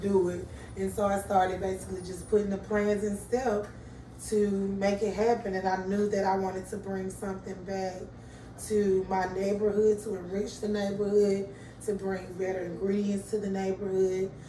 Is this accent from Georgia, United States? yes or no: yes; Atlanta, Georgia, United States; I'm from Pittsburgh